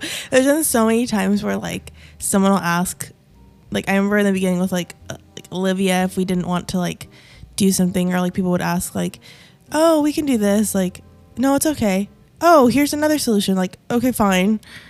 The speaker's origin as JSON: {"language": "English", "region": "Maramureș County", "country": "Romania", "moved": "yes", "said": "Now, I'm originally from Romania, from a region called Maramures."}